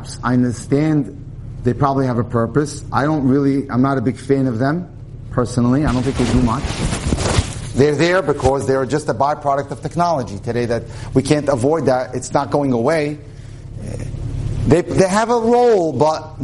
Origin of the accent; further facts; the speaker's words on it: New York City, New York, United States; I come from the Syrian community in New York, right, in Brooklyn